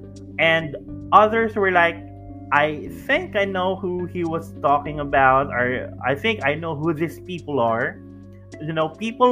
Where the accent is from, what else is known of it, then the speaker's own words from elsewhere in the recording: Davao City, Davao Region, Philippines; my hometown, which is here in Davao City